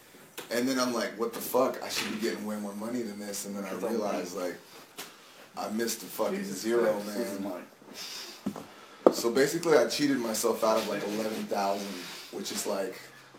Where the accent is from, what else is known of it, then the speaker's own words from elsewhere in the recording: Texas, United States; I'm a Texan